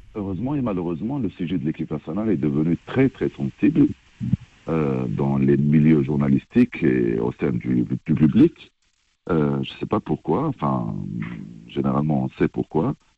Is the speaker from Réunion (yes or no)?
no; Algeria; chez nous en Algérie